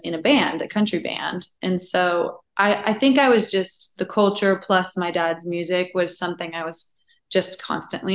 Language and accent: English; Napa Valley, California, United States; California. I'm from Napa Valley. So I'm from the northern part.